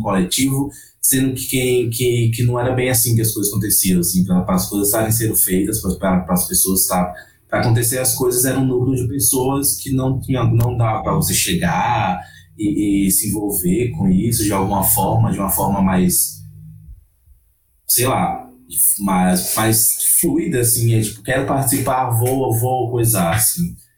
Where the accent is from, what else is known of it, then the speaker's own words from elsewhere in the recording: Northeast Region, Brazil; moved away; como nordestino, como uma pessoa que nasceu lá